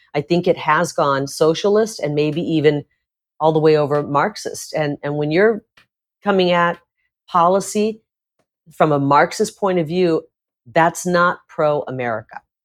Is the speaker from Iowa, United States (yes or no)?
yes; Iowa, United States; now in Arizona, United States; I grew up in Iowa, part of my childhood in rural Iowa